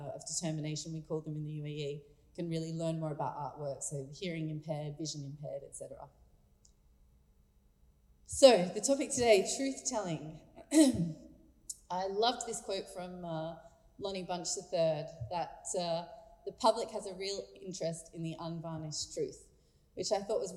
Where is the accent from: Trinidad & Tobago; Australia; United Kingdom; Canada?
Australia; now in Abu Dhabi, United Arab Emirates; as an Australian who is not fluent in French nor Arabic